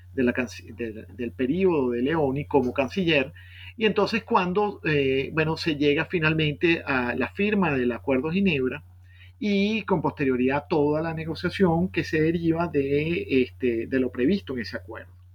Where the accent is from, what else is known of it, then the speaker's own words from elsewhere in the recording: Caracas, Capital District, Venezuela; also born or lived in Boston, United States; Yo nací en, Caracas en 1967